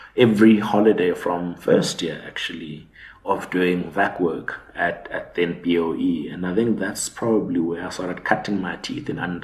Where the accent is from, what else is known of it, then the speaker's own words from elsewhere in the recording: Butterworth, Eastern Cape, South Africa; also born or lived in Johannesburg / Grahamstown; But after that, we moved back to the Eastern Cape. So I was raised in Butterworth.